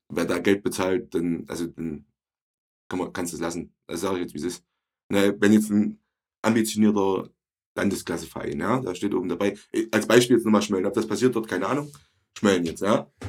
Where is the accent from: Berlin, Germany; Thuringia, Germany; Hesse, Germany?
Thuringia, Germany; Ronneburg; Ich bin halt in Orneburg groß geworden